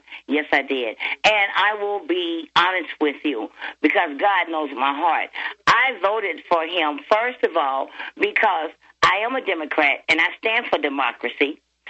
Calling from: Cincinnati, Ohio, United States; I'm calling from Cincinnati, Ohio.

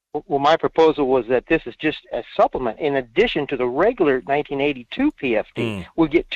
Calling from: Fairbanks, Alaska, United States; in Fairbanks.

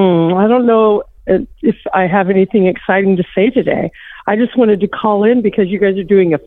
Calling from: Richmond, Virginia, United States; I'm calling from Richmond, Virginia.

